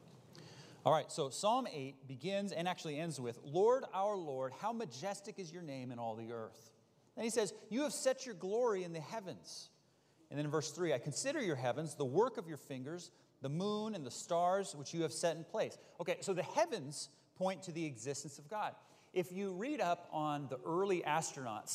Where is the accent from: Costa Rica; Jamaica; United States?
United States; Bay Area, California; I grew up in the Bay Area